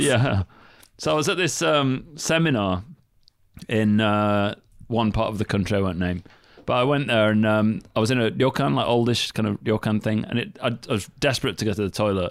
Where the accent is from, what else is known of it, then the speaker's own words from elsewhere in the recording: Northern England, United Kingdom; moved away as an adult; now in Japan; I'm from England, right? Northern England as well.